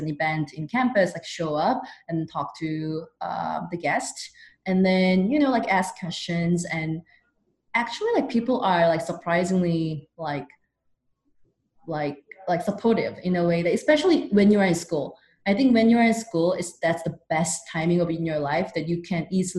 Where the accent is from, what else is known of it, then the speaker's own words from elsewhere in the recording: South Korea; now in United States; I'm originally from South Korea